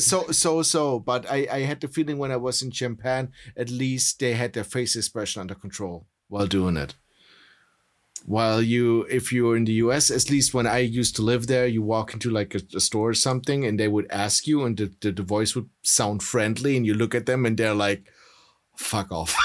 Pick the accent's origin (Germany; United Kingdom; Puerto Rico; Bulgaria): Germany; now in United States; In Germany, I was, I'm dual citizen. So in Germany, I was always the American